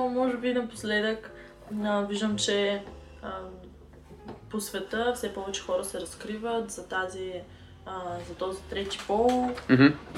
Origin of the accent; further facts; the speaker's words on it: Sliven, Sliven Province, Bulgaria; На 22 години съм от град Сливен.